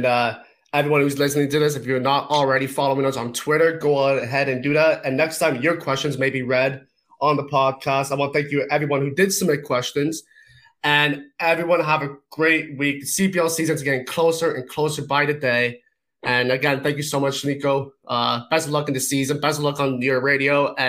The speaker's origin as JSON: {"language": "English", "region": "England", "country": "United Kingdom", "said": "So, I mean, I'm also English, so pens in my history is just not a good thing."}